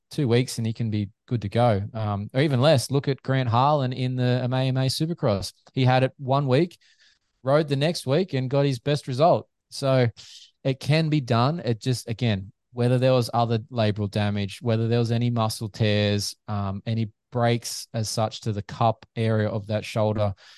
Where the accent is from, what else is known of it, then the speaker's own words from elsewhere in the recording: Australia; Aussie fans